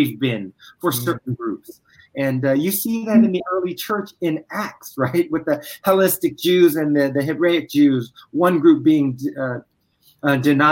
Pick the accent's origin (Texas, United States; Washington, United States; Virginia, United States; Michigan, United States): Virginia, United States; I was born in Virginia